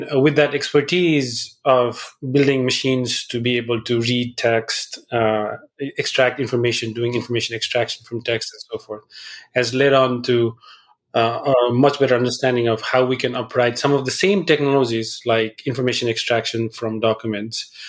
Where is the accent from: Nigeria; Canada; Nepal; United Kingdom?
Nepal; moved away; I grew up in Nepal, so I speak Nepali as well.